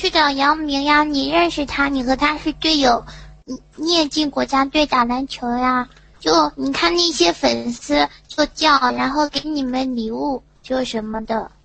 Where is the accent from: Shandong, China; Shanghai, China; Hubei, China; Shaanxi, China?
Shandong, China; Yantai; 我是山东烟台的